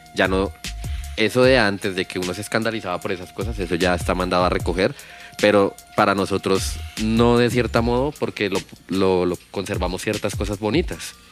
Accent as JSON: {"language": "Spanish", "region": "Bogotá", "country": "Colombia", "tie": "born or raised there", "said": "yo viví, en Kennedy la de años, como 20 años. Sí. Y allá fue que empecé y allá es toda mi raíz."}